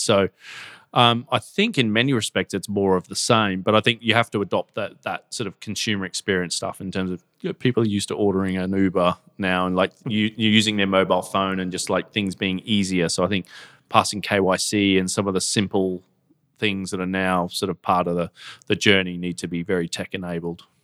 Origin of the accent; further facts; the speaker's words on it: Gold Coast, Queensland, Australia; moved away as an adult; now in United Kingdom; I come from the Gold Coast in Australia, you know, grew up surfing